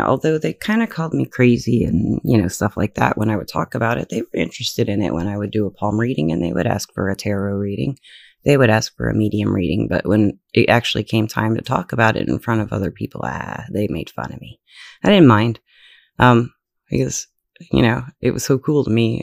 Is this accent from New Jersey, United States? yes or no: no; Alabama, United States; I was from Alabama